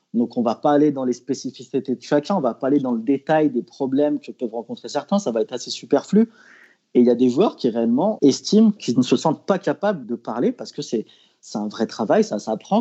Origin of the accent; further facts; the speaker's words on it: Lyon, Auvergne-Rhône-Alpes, France; en tant que lyonnais